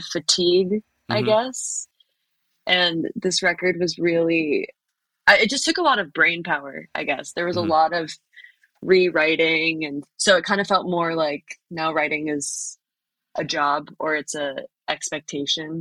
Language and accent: English; Malibu, California, United States; moved away as an adult; also born or lived in New Orleans; now in New York, United States; I grew up in Malibu